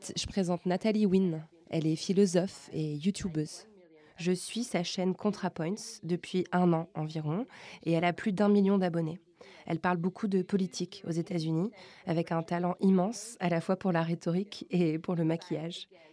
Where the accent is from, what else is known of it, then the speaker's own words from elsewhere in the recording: France; je suis française